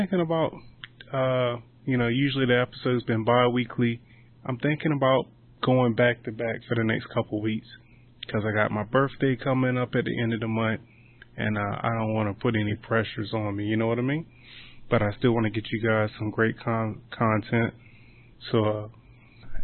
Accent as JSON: {"language": "English", "region": "Eastern Shore", "country": "United States", "said": "I'm from the Eastern Shore."}